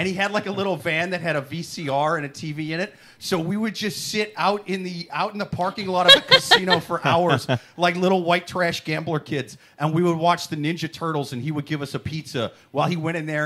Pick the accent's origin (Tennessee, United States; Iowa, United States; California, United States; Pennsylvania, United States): Iowa, United States; I was from Iowa